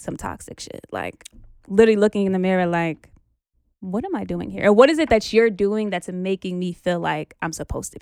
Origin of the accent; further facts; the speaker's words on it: New York City, New York, United States; I'm from New York